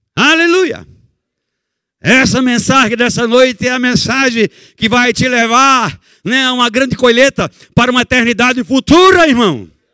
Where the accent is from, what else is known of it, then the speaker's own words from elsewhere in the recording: Barbacena, Minas Gerais, Brazil; eu quando era menino pequeno, lá em Barbacena